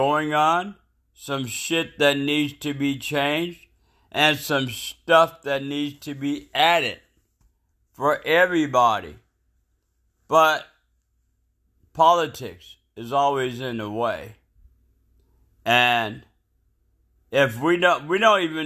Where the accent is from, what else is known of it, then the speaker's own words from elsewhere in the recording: United States; since I'm in America and I'm American